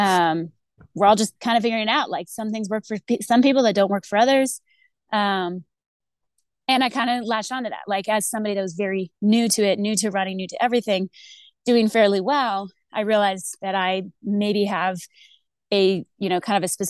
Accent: Texas, United States; moved away as an adult; also born or lived in Arizona / Northern Virginia; now in Colorado, United States; I've lived in Texas for most of my life. I was originally from Arizona. So I was born and kind of like childhood in Arizona. Moved to Texas when I was 8

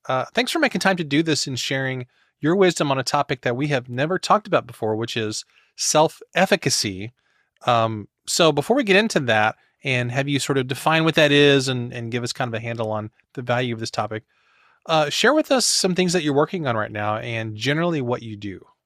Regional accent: Missouri, United States; I'm from Missouri

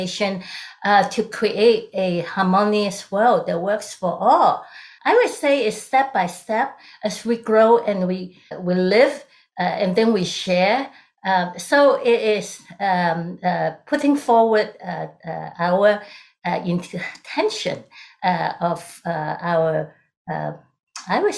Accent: Hong Kong; moved away as an adult; now in United States; I'm originally from Hong Kong during the British colony era

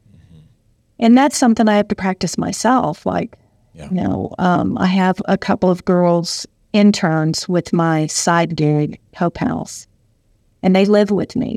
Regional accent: Southern United States, United States; accent: Southern; moved away as an adult; also born or lived in Michigan; I definitely had a Southern accent

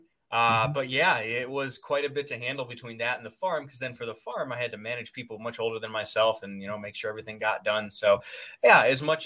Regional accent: Medina, Ohio, United States; I was in Medina, Ohio, Valley City, that area. Yep. Nice. So grew up in a very stereotypical sort of conservative lower middle class family

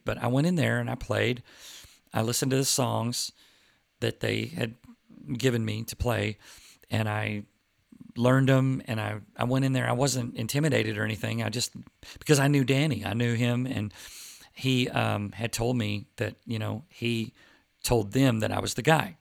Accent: Plano, Texas, United States; I grew up with them in Plano, Texas

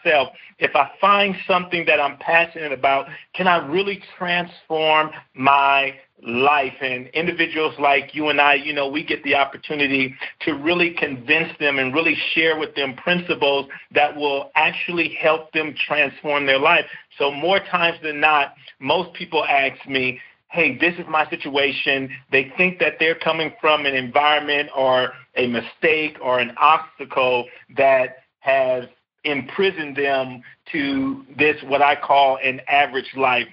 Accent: Compton, California, United States; I grew up in a city called Compton

